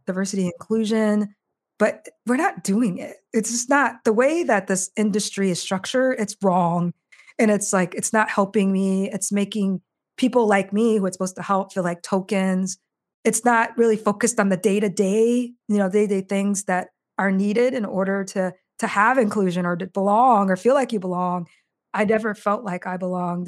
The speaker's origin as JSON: {"language": "English", "town": "Marshalltown", "region": "Iowa", "country": "United States", "tie": "born or raised there", "moved": "as an adult", "lives_now": "Chicago, United States", "said": "I grew up in a small town in Iowa, Des Moines, or sorry, Marshalltown, Iowa"}